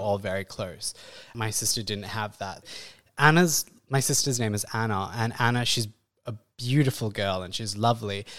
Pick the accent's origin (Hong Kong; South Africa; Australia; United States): Australia; Perth, Western Australia; moved away as an adult; now in India; growing up, I grew up in Perth in the early nineties